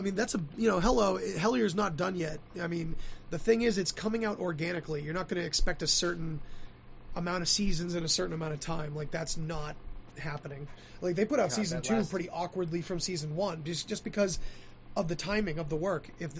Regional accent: Kentucky, United States; so all while growing up in Eastern Kentucky...

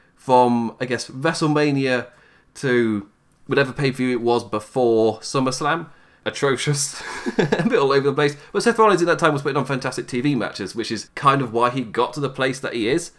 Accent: England, United Kingdom; you can tell by my voice, I'm English

